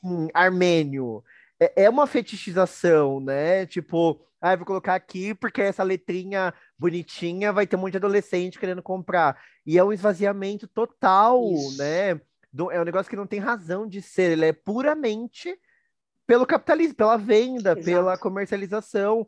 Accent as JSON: {"language": "Portuguese", "country": "Brazil", "said": "a gente tem orgulho, tem orgulho de ser brasileiro, né? Do, do, do que é o meu país."}